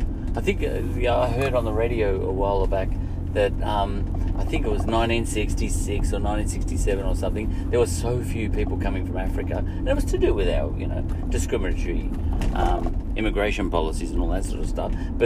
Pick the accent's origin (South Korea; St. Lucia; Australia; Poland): Australia; in Australia, I, as an Aussie, which means Skippy, Anglo-Celt